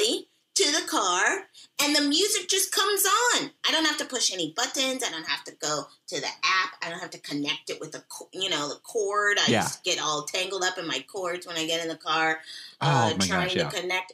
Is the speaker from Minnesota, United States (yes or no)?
no; Seattle, Washington, United States; I was raised there